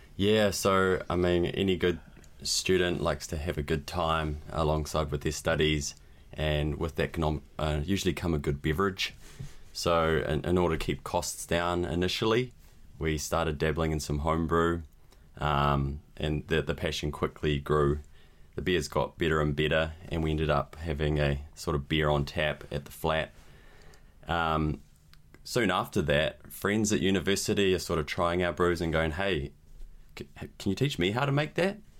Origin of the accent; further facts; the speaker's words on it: New Zealand; also born or lived in Spain; I'm a brewer from New Zealand